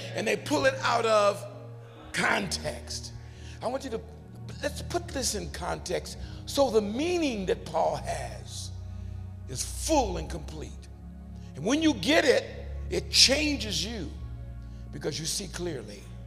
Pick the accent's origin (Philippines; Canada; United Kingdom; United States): United States; We grew up in America